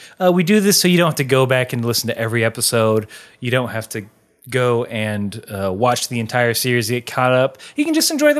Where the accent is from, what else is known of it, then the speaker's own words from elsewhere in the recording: United Kingdom; I'm British, right?